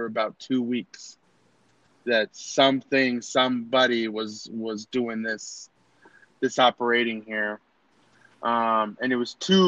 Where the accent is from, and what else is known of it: United States